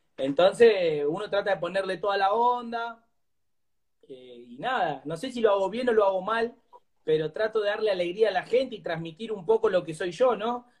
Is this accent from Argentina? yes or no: yes; González Catán, Buenos Aires Province, Argentina; soy de González Catán, Virrey del Pino, zona oeste sería, La Matanza.